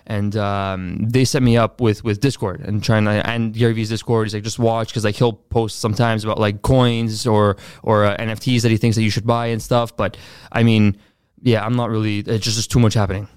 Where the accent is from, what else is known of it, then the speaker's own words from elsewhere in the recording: Montreal, Quebec, Canada; also born or lived in Laval; I was born in Laval, but I grew up mainly in, uh, Montreal North